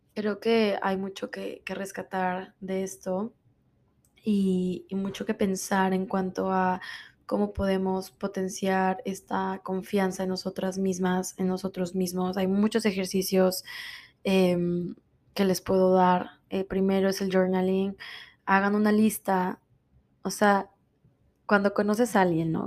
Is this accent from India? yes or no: no; Mexico; moved away as an adult; now in Miami, United States; Soy de México, vivo en Miami hace 13 años